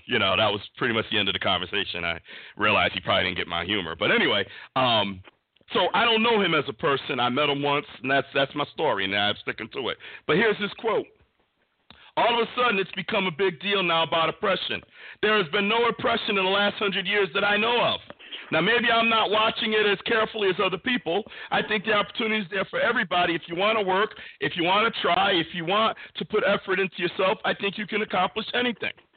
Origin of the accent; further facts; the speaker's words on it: Bristol, Connecticut, United States; We grew up in Bristol